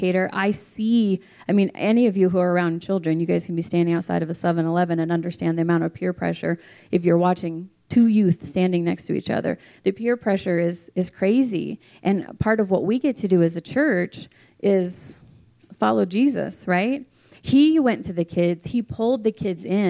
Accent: Clark County, Nevada, United States; now in Reno, United States; I've been an educator in Clark County, where I was raised in the school system

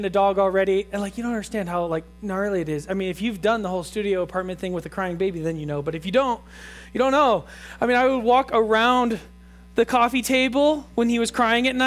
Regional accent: Truckee, California, United States; I grew up in Truckee, went away, came back

